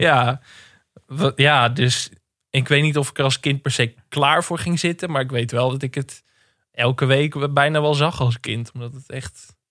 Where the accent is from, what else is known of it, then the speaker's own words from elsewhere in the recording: Enkhuizen, North Holland, Netherlands; ik ben opgegroeid in Enkhuizen